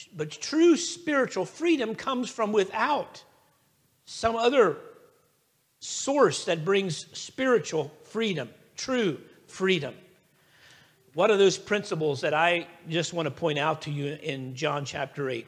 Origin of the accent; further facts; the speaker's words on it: United States; I am an American